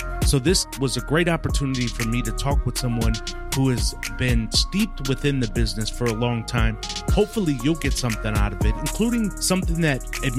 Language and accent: English; Milwaukee, Wisconsin, United States; moved away; I was born and raised in Milwaukee, Wisconsin